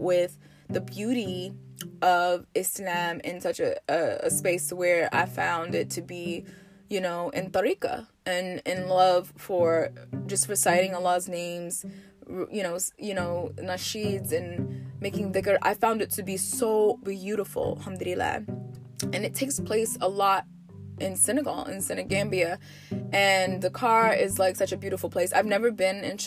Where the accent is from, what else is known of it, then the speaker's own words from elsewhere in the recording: United States; I'm from America, you know, I'm a 90s baby